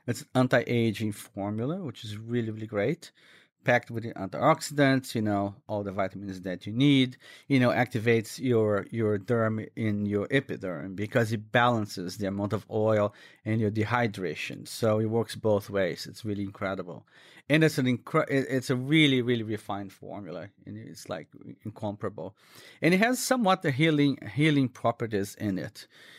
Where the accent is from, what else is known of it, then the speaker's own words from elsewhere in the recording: Minas Gerais, Brazil; English is a second language; it's typical from my home state. I come from Minas Gerais, which is a state southwest of Rio. It's in the mountains.